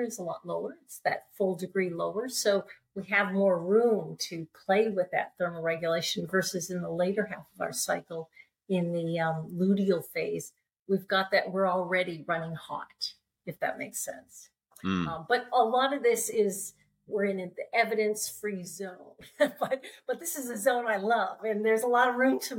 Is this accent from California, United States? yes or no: yes; California, United States; moved away as an adult; also born or lived in Alaska; I grew up in California, sunny California